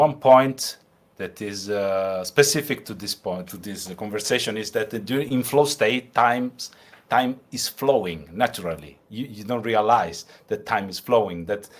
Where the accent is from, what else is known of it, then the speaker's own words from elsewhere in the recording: Sicily, Italy; now in Luxembourg; I'm from Italy. My origins are from Sicily.